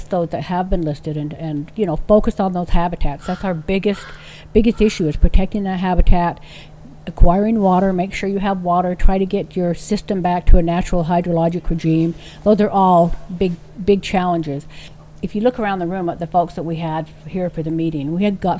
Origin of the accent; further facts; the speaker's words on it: Utah, United States; I'm from Utah. I was born and raised in Utah, and I love Utah.